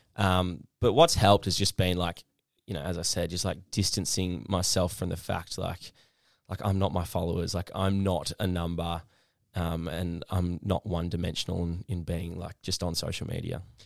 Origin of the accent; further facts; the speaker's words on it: Perth, Western Australia, Australia; now in Melbourne, Australia; the Perth I kinda grew up